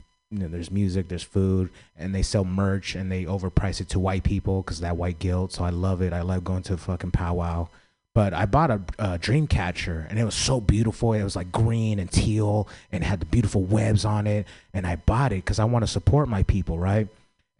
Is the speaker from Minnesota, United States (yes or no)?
no; San Francisco, California, United States; I grew up in San Francisco